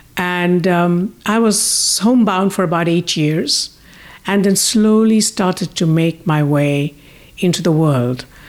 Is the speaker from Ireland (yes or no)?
no; India; moved away; also born or lived in United Kingdom / United States; I was born in India, but I lived in the U K and most of my life, I mean, more than half of my life in the U S